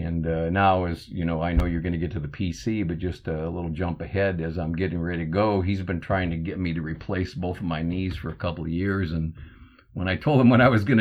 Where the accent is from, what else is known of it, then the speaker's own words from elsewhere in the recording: Minnesota, United States; I'm from Minnesota originally